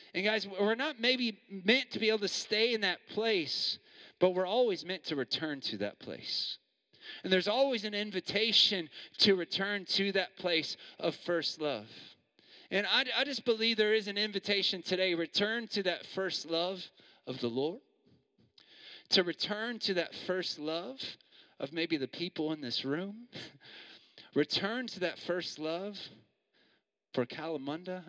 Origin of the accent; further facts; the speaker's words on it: Missouri, United States; moved away as an adult; also born or lived in New York; now in Perth, Australia; I'm from Missouri